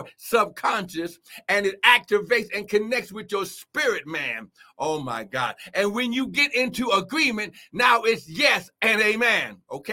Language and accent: English; Cincinnati, Ohio, United States; I'm from Cincinnati